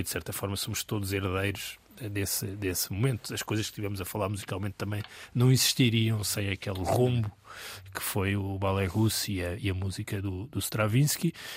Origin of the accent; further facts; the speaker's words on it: Portugal; todos que somos portugueses